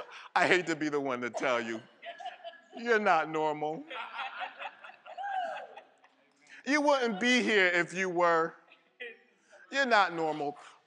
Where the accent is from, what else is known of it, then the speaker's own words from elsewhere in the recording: Connecticut, United States; now, if you know where I came from, I came from Connecticut.